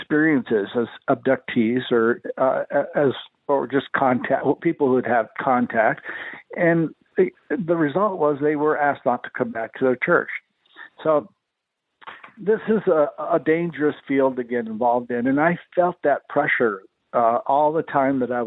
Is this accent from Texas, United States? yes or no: yes; El Paso, Texas, United States; born or raised there